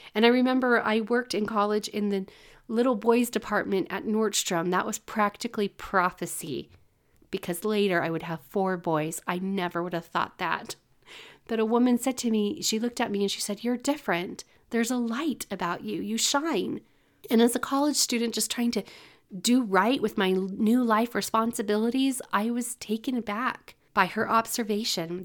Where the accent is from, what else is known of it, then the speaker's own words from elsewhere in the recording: California, United States; moved away; I grew up in California